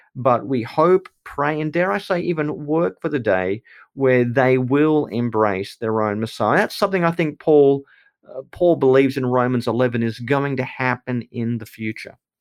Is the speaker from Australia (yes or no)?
yes; Australia; because I'm Australian or because I'm a Christian